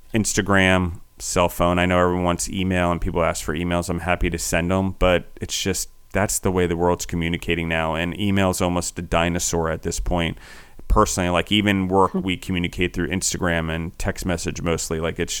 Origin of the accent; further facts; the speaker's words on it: Maryland, United States; accent: Maryland; also born or lived in Pennsylvania; I was born in Pennsylvania, moved when I was four to Maryland. So I have like this weird Maryland A, and then I bounced all over the world and picked up weird other parts of accents.